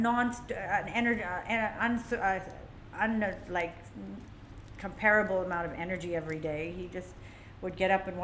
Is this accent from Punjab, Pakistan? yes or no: yes; Lahore, Punjab, Pakistan; moved away as an adult; now in Dubai, United Arab Emirates; I miss Lahore. I miss my hometown. I grew up there